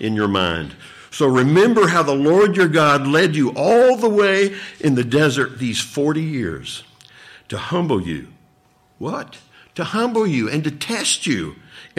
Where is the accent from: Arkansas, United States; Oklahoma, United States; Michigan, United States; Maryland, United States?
Arkansas, United States; moved away; where I grew up back in Arkansas